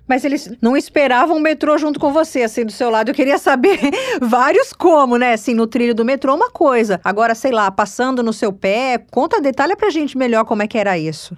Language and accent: Portuguese; São Paulo, Brazil; now in Rio de Janeiro, Brazil; eu sou paulista e paulistana, apesar de morar no Rio